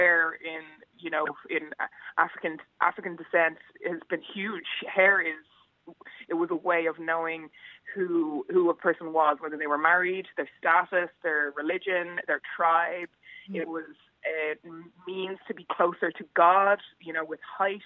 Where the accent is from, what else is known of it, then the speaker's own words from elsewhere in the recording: Bray, Leinster, Ireland; I love Bray, my hometown.